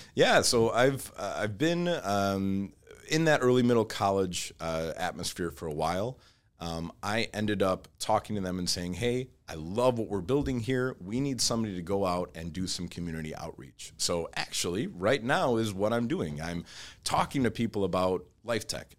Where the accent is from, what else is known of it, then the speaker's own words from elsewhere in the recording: Troy, Michigan, United States; also born or lived in Auburn Hills, Michigan; I grew up, uh, Troy